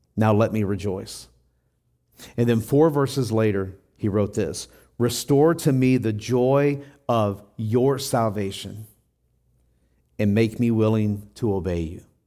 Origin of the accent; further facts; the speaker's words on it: Tennessee, United States; when I was growing up in Tennessee, I was about ten years old